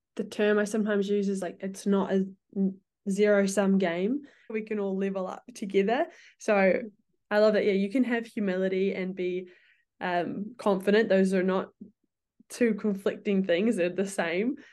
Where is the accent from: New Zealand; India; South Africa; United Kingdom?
New Zealand; moved away; we're from New Zealand